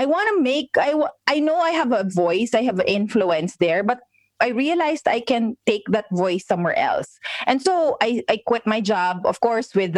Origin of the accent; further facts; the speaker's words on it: Philippines; We're in the Philippines. We're Filipinos.